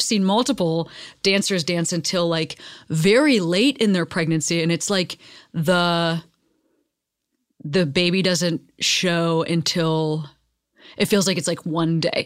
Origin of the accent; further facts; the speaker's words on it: Midwest, United States; now in Los Angeles, United States; growing up in the Midwest